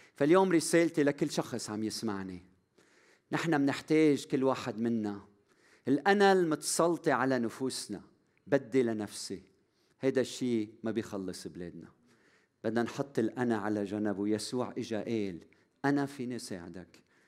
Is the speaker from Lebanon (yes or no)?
yes; Lebanon; أنا لبناني وبحب بلدي من كل قلبي